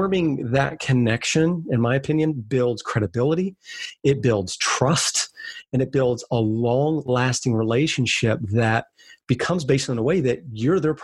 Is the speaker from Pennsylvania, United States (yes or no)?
no; Bethany Beach, Delaware, United States; it's Delaware, Southern Delaware, beach town called a little outside Bethany Beach.